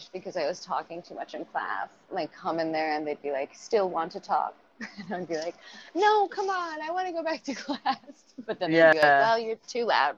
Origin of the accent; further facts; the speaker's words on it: New Jersey, United States; I grew up in New Jersey, which is a funny state